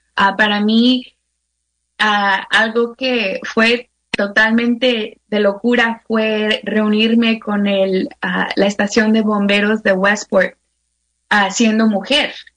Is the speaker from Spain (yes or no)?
no; Mexico; now in United States; yo me acuerdo creciendo en México